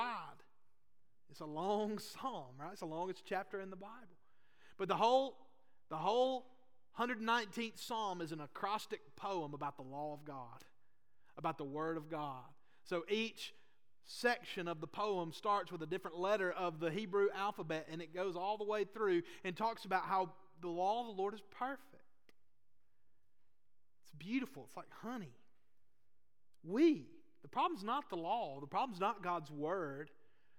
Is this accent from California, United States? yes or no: no; Boaz, Alabama, United States; Now, I'm from Northeast Alabama too. I'm from Boaz. I grew up in church.